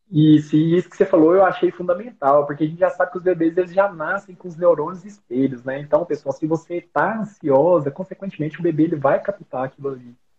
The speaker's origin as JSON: {"language": "Portuguese", "town": "Rio Verde", "region": "Goiás", "country": "Brazil", "also_born_or_lived": "Goiânia", "accent": "R puxado", "moved": "as an adult", "lives_now": "Brasília, Brazil", "said": "eu sou de Rio Verde, Goiás. É, eu já mudei de lá já tem um bom tempo."}